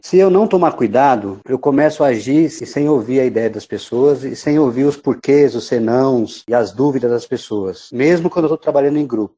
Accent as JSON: {"language": "Portuguese", "region": "São Paulo", "country": "Brazil", "tie": "born or raised there", "said": "vivi a vida inteira em São Paulo. Eu fui criado no interior de Itaquera, na Vila Progresso"}